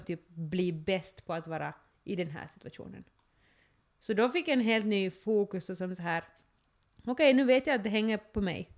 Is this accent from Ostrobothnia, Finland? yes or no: yes; Ostrobothnia, Finland; jag är österbottning, nu känner jag mig som en österbottning, men, men, men det som, just det där att då jag har vuxit upp här